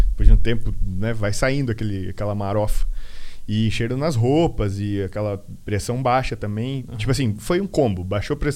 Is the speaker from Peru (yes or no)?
yes; Peru; E meu apelido era Peru, porque eu sou peruano.